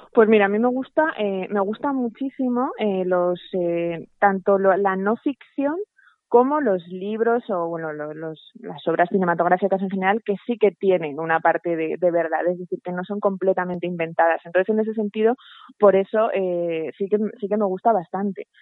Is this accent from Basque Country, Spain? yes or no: no; Zaragoza, Aragon, Spain; now in Madrid, Spain; yo soy de Zaragoza, aunque viva en Madrid